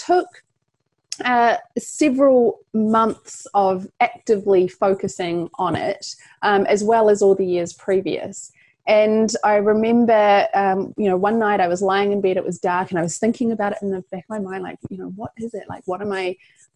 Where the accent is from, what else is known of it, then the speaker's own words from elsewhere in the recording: New Zealand; So I'm from New Zealand, if you pick up an accent there.